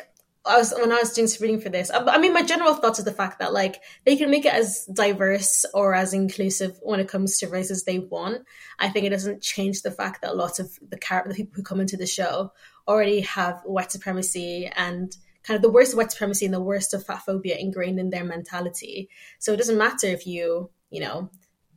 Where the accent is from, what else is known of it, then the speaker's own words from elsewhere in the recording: Ireland; I grew up in Ireland